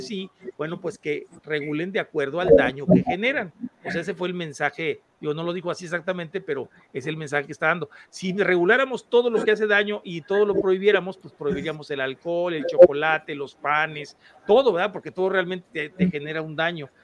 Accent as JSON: {"language": "Spanish", "country": "Mexico"}